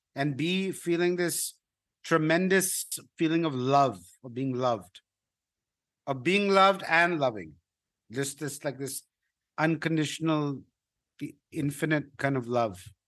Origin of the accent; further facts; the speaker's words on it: India; I'm a Indian